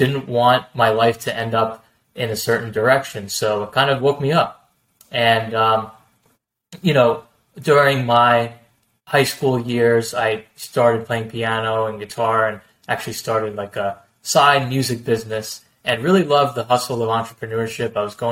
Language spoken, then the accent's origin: English; northern New Jersey, United States; also born or lived in New York State; I grew up in, you know, northern New Jersey, basically, you know, since I was a little boy